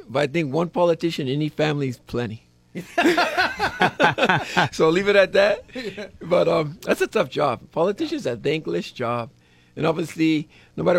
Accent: Laie, Hawaii, United States; I grew up out there in Laie, Kokui. I went to Kokui High School.

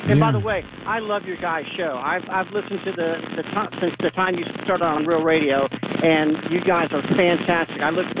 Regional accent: Florida, United States; moved away as an adult; now in Ashland, United States; I love living in Ohio. I was born and raised in Florida. Back in 2008, I lost my house and everything due to the economy and moved my family to Ashland, Ohio and started all over again.

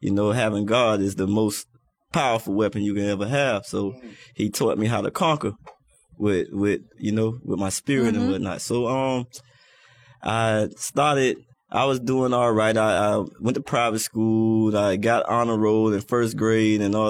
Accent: Miami, Florida, United States; I was born in Miami, Florida. I'm a native

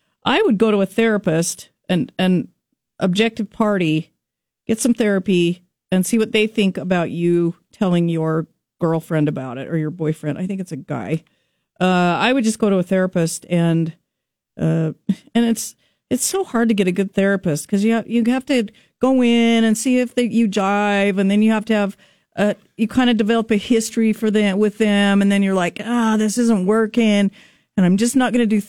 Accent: Idaho, United States; I grew up in Idaho.

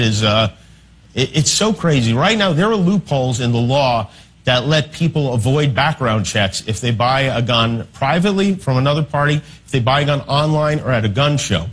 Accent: Las Vegas, Nevada, United States; in Las Vegas, which happens to be my hometown

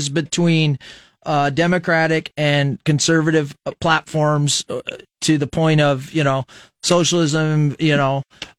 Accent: Fremont, Nebraska, United States; now in Lincoln, United States; I was from Fremont, Nebraska

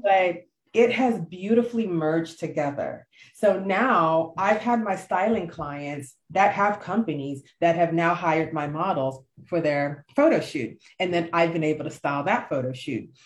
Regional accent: Nigeria; I am true Nigerian to the core.

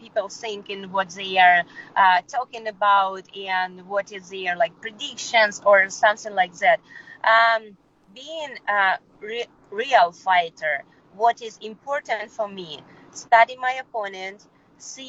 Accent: Kyrgyzstan; English is a second language; moved away as an adult; also born or lived in Peru; I was born in Kyrgyzstan. My mother Russian, my father Ukrainian. And I lived all my life in Kyrgyzstan

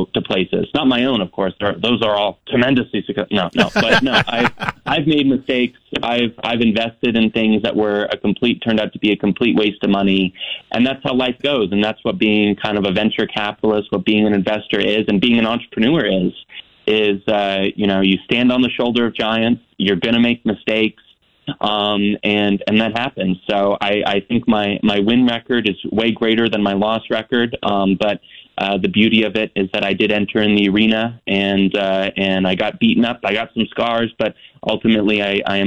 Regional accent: North Idaho, United States; I grew up in North Idaho

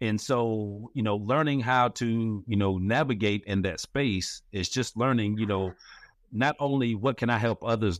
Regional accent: Forest Park, United States; growing up in Forest Park, or coming up in Forest Park, I just really got to a place where, after I had been there for a while

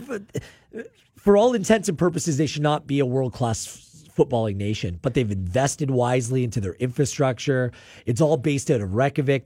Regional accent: Canada; I'm Canadian first

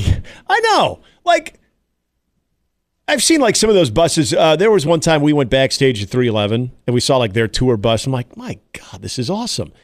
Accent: Iowa, United States; I was growing up in Iowa

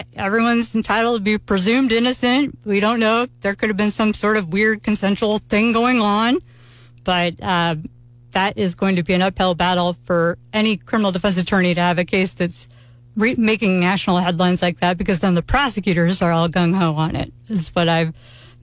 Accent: St. Louis, Missouri, United States; now in Columbia, Missouri, United States; I am from St. Louis, and I moved to Columbia, Missouri

